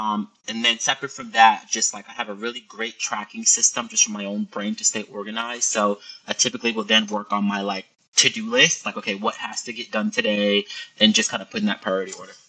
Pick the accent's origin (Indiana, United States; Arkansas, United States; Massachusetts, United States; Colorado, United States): Massachusetts, United States; Boston; moved away as an adult; also born or lived in New York City; when I moved to New York City, I probably was about 19 or 20 years old, and I grew up in Boston, right?